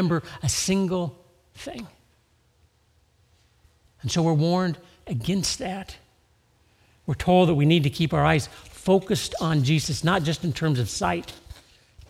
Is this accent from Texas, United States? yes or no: no; Southern California, United States; I grew up in Southern California